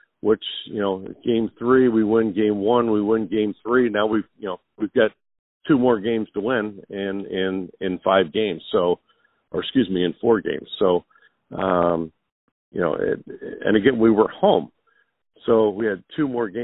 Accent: Philadelphia, Pennsylvania, United States; my hometown

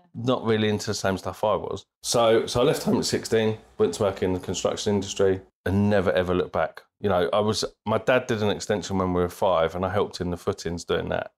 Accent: Bristol, South West England, United Kingdom; also born or lived in Birmingham; So we lived there until I was eight years old, and my dad got promoted. We moved to Bristol

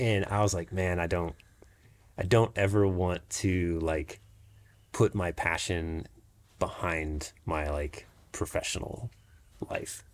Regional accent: Jacksonville, Florida, United States; now in Brevard, United States; I grew up in Jacksonville, Florida

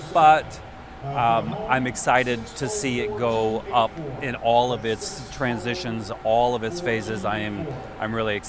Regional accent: Tampa, Florida, United States; now in Albany, United States; I'm actually born and raised in Tampa

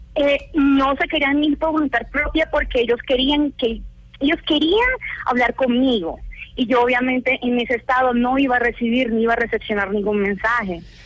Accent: Valledupar, Cesar, Colombia; Yo soy una mujer de pueblo, yo soy de Valledupar, Cesar.

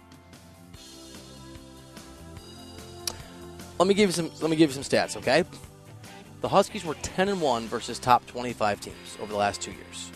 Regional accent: Dubuque, Iowa, United States; also born or lived in Chicago suburbs, Illinois; I grew up in Dubuque, Iowa, and in the Chicago Burbs, kind of back and forth. Dubuque to the Burbs and back to Dubuque

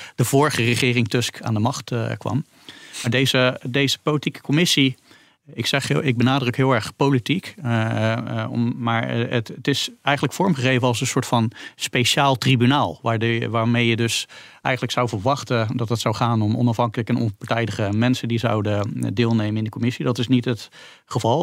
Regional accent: Netherlands

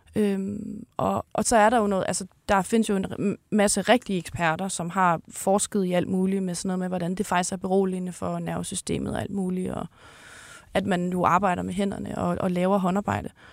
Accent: North Jutland, North Denmark Region, Denmark; moved away; deroppe i Nordjylland, hvor jeg kommer fra

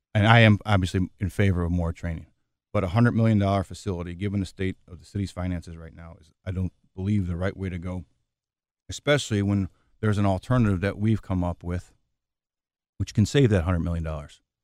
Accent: Chicago, Illinois, United States; I was born and raised in Chicago

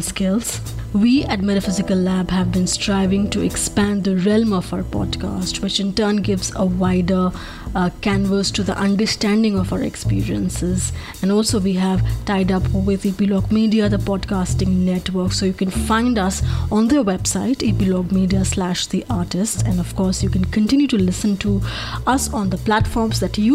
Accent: Delhi, India; I'm being from Delhi

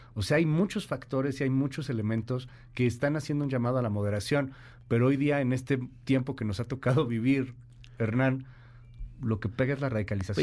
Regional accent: Mexico; siendo mexicanos

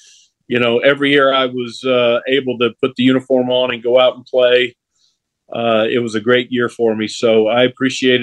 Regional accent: Atlanta, Georgia, United States; moved away as an adult; also born or lived in Provo, Utah / Kansas City / San Diego; I grew up in Atlanta, Georgia, played basketball and baseball.

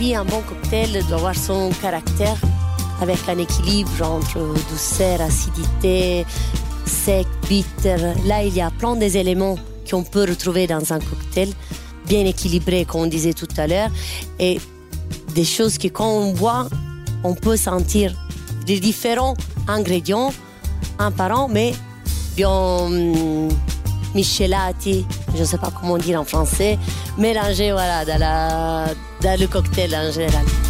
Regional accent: Apulia, Italy; now in Brussels, Belgium; On vient du sud d'Italie, de la région des Pouilles une belle région près de la mer

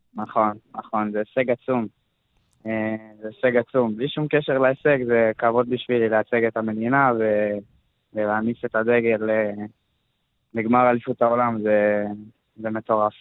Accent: Emek Hefer, Central District, Israel; אני גדלתי במועדון של גיל עופר ואורן בעמק חפר

